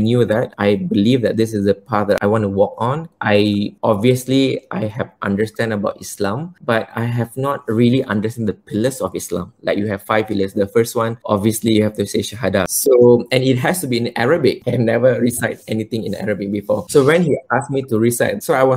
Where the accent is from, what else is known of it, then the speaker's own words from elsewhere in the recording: Kuala Lumpur, Malaysia; life wasn't easy growing up in Malaysia